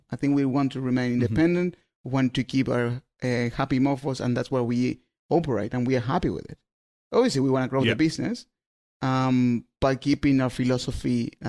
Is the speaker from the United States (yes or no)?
no; Argentina; English is a second language; I'm from Argentina. I would love to have Vinomofo Argentina.